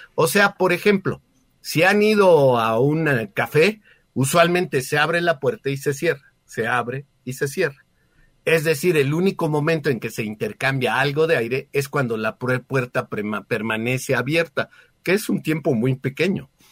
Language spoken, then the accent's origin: Spanish; Mexico; como ciudadanos mexicanos